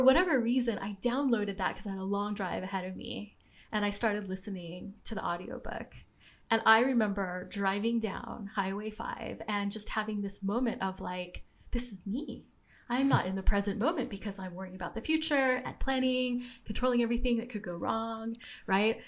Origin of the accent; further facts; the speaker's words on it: Southern California, United States; I grew up in Southern California